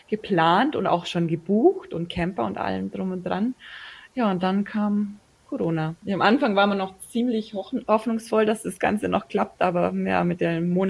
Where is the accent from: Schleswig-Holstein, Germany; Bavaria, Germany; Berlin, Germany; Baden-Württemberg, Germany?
Bavaria, Germany; und also ich bin ja aus den